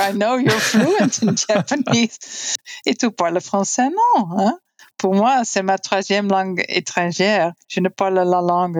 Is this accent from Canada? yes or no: no; Netherlands; first language Dutch; English is a second language; moved away; also born or lived in United States / Costa Rica; Ja, en ik ben opgegroeid in Nederland, de Lage Landen. En Nederlands is mijn moedertaal.